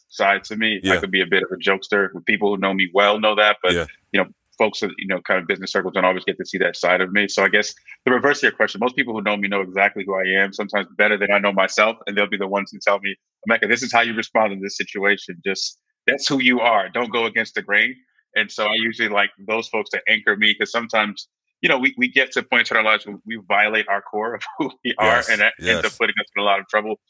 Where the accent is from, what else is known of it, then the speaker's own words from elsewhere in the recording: New Jersey, United States; And I grew up in New Jersey, born and raised in New Jersey.